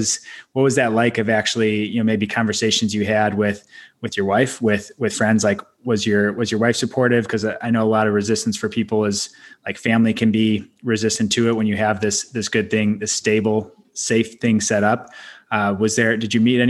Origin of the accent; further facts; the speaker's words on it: Midwest, United States; I come from Midwest family too, like solid, you know, really solid upbringing